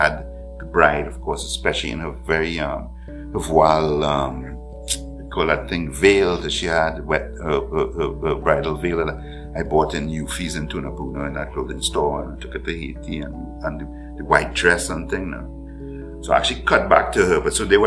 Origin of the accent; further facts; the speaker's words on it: Ghana; I was born in Ghana